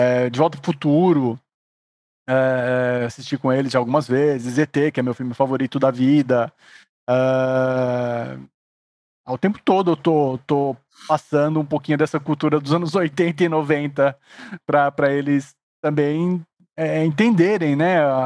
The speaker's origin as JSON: {"language": "Portuguese", "town": "Suzano", "region": "São Paulo", "country": "Brazil", "tie": "born or raised there", "moved": "yes", "lives_now": "São Paulo, Brazil", "said": "eu não fui criado aqui em São Paulo, sou de Suzano"}